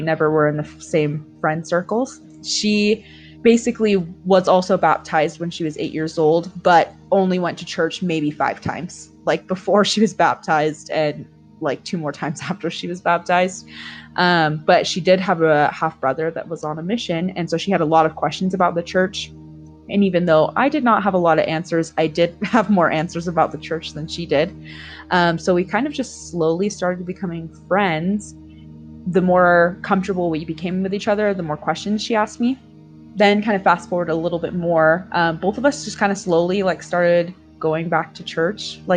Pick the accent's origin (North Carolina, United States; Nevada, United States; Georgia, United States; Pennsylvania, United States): Nevada, United States; Las Vegas; I'm from Las Vegas, Nevada